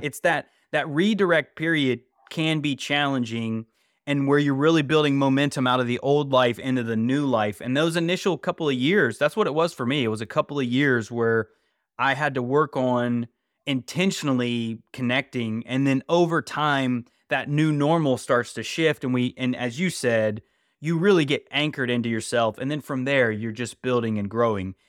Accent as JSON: {"language": "English", "region": "West Virginia", "country": "United States", "tie": "born or raised there", "said": "I grew up in West Virginia"}